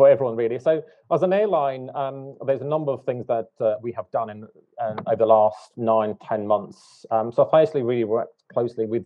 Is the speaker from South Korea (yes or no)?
no; Latvia; moved away as an adult; also born or lived in United Kingdom / Dubai / Hong Kong; I was born in Latvia, and I lived there for somewhat 20 odd years